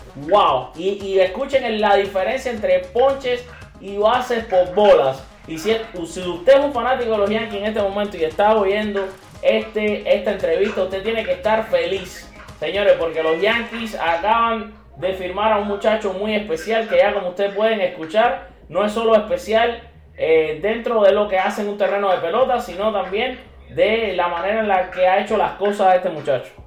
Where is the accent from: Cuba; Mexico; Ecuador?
Cuba; también somos cubanos